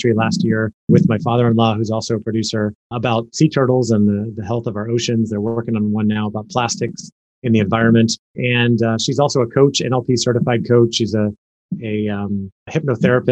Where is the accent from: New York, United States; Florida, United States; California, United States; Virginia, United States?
Florida, United States; Orlando; I grew up in Orlando, Florida, born and raised.